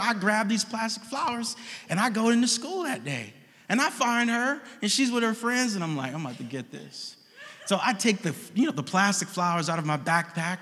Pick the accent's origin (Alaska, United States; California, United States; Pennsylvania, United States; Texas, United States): California, United States; Oakland; We are Oakland natives, born. I was born on 60th in seminary.